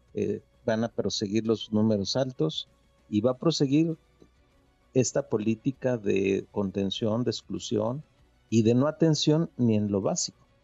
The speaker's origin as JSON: {"language": "Spanish", "country": "Mexico", "said": "somos mexicanos"}